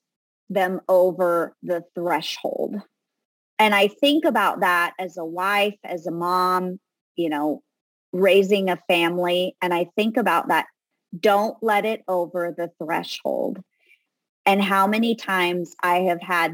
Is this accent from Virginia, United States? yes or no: no; Southern California, United States; I grew up in Southern California